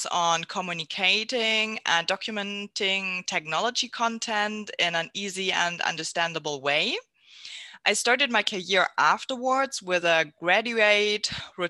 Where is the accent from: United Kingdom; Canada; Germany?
Germany; Southern Germany; also born or lived in near Düsseldorf; now in Mönchengladbach, Germany; I'm from Germany, born and raised in the south, and now I'm living near Düsseldorf.